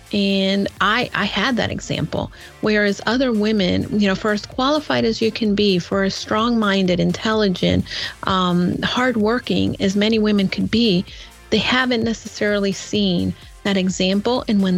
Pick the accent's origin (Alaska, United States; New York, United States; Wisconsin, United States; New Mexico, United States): New York, United States; New York City; I'm a New Yorker. He's a New Yorker. We love the Yankees.